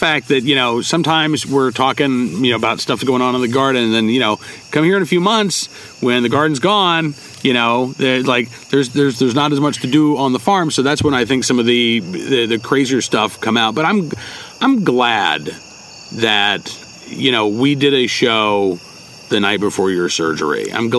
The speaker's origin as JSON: {"language": "English", "region": "Massachusetts", "country": "United States", "tie": "born or raised there", "moved": "yes", "said": "I was born in Massachusetts."}